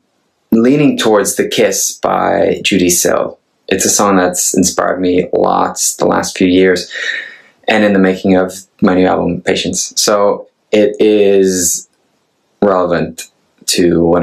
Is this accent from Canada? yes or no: no; Norway; now in Los Angeles, United States; I'm a Norwegian, they call me a singer-songwriter. I accept that. I sing and I write songs. I'm from Norway.